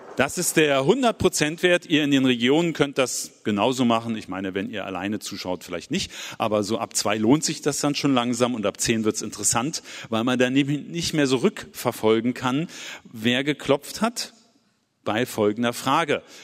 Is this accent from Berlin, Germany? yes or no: yes; Berlin, Germany; aus meiner Heimatstadt Berlin